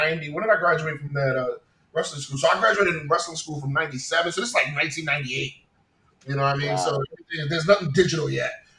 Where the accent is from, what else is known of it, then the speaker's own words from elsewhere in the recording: New York City, New York, United States; I'm from New York, I'm from Queens, and you know, so while I was in high school